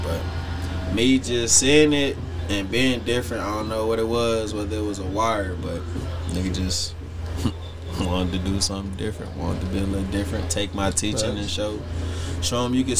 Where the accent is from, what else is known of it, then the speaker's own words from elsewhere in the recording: Houston, Texas, United States; I'm coming from Third Ward, Southside, Texas.